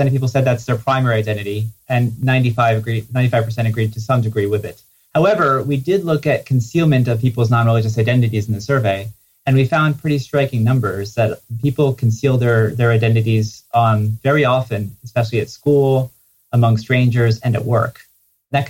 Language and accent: English; New Jersey, United States; I grew up in New Jersey, and it was not a very religious community.